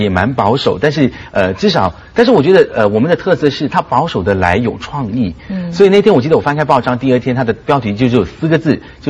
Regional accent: Malaysia; 我是马来西亚人。

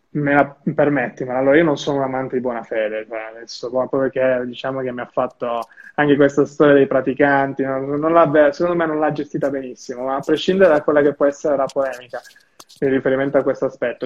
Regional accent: Turin, Piedmont, Italy; io sono di Torino

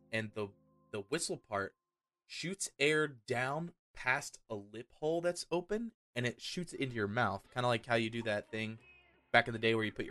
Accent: Louisiana, United States; now in Texas, United States; I grew up in Louisiana.

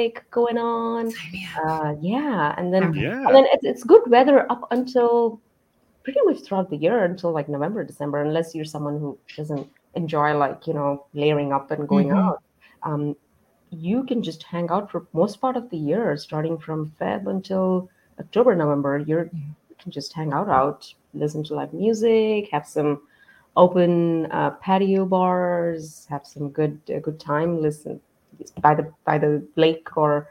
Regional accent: India; moved away as an adult; now in Dallas, United States; I'm from India, so I moved into the US for my education, and I've just been here

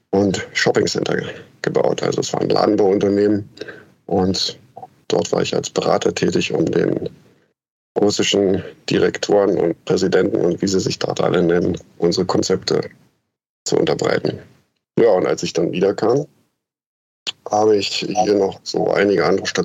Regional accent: Germany; Ich bin äh, als Kind in der DDR geboren. Und äh, als ich 16 war, 15, 16, da kam die Wende.

